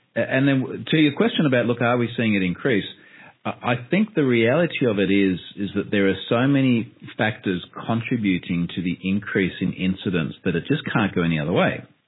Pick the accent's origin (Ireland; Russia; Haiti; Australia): Australia; I'm an Australian independent security researcher